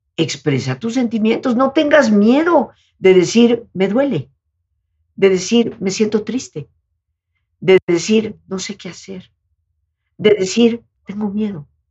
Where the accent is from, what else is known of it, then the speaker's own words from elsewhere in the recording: Yucatán, Mexico; nosotros somos de Yucatán, las playas de Yucatán, de Quintana Roo, pero recorrimos todas las playas porque siendo yucatecos el mar es lo que nos atrae más